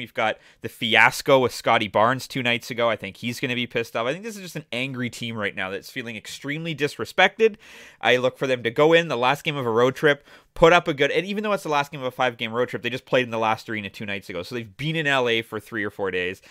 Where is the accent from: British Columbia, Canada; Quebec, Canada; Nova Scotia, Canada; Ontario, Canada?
Ontario, Canada; Toronto; the Toronto Raptors, my hometown team